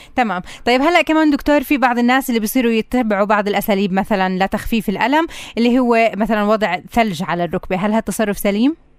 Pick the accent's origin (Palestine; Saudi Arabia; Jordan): Palestine; عندنا بفلسطين